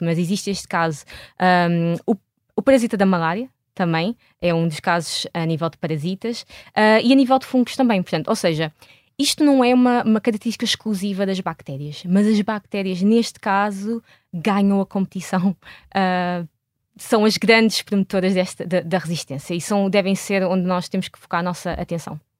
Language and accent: Portuguese; Portugal; moved away as an adult; eu saí de Portugal em, em 2008 para ir fazer o meu doutoramento